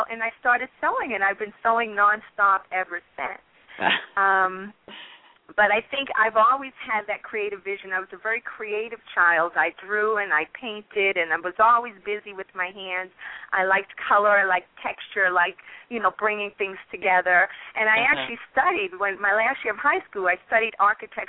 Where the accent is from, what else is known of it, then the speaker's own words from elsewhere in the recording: Boston, Massachusetts, United States; I'm originally from Massachusetts, Roxbury, Massachusetts